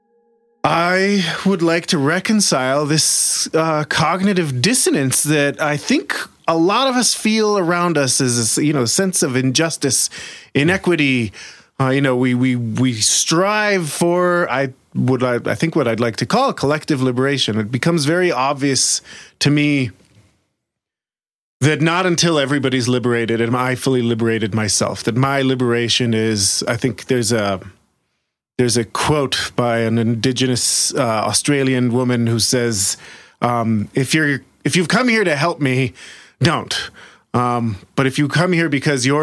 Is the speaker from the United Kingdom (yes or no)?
no; Jerusalem, Jerusalem District, Israel; moved away as an adult; now in Boulder, United States; Born and raised in Jerusalem, Israel.